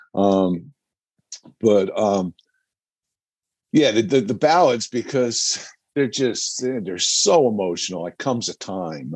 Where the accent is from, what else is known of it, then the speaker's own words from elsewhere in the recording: New Jersey, United States; growing up in New Jersey and being musicians